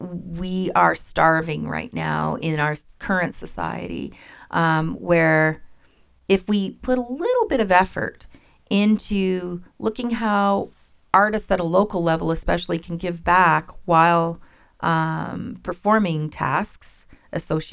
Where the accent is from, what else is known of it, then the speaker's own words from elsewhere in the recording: Ottawa Valley, Ontario, Canada; also born or lived in Windsor / Toronto / Killaloe; now in Kitchener-Waterloo, Canada; I grew up in the Ottawa Valley